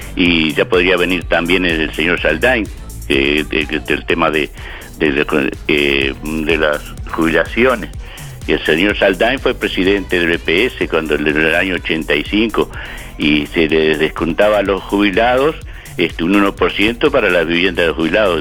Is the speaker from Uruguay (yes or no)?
yes; Uruguay; Acá somos los uruguayos